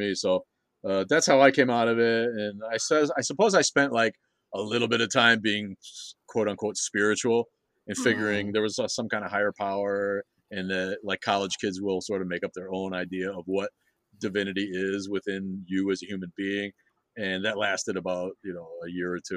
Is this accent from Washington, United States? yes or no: no; Kenosha, Wisconsin, United States; I'm from Kenosha, which is in between Chicago and Milwaukee